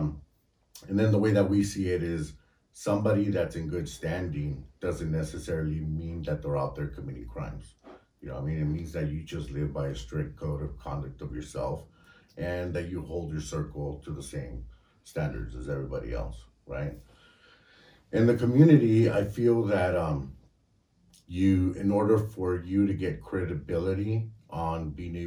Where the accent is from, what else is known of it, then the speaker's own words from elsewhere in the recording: Santa Barbara, California, United States; also born or lived in Mexico / Goleta / Isla Vista; I came here at an early age, say around 5 or so